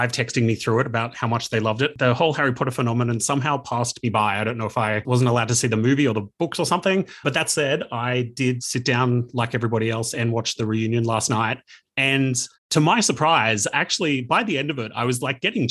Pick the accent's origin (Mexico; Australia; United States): Australia; Canberra, Australian Capital Territory; I am in sunny Canberra in my childhood bedroom